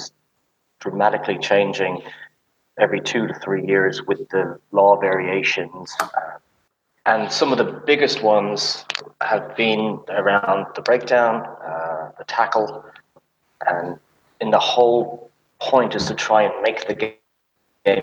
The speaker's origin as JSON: {"language": "English", "country": "Ireland", "tie": "born or raised there", "also_born_or_lived": "United States", "moved": "as an adult", "lives_now": "Germany", "said": "So I'm from Ireland, and I played rugby at a decent rugby school there"}